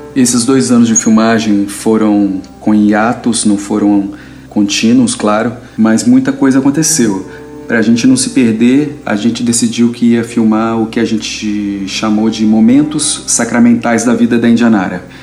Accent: Brasília, Federal District, Brazil; sou de Brasília

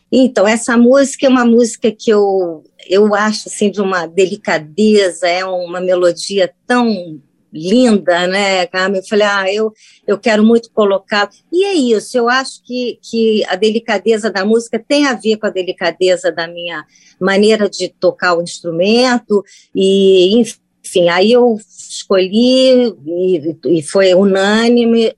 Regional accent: Brazil; also born or lived in United States; Eu sou brasileira, porque é pequena voltei para o Brasil

